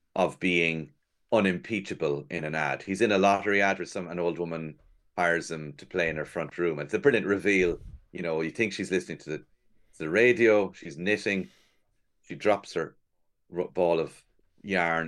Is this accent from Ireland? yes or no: yes; Cork, Munster, Ireland; moved away as an adult; now in Dublin, Ireland; I'm from Cork